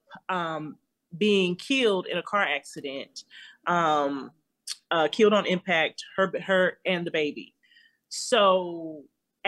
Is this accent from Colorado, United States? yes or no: yes; Denver, Colorado, United States; I'm from Denver, Colorado. So on Channel 31 on Sundays, you would always get a kung fu movie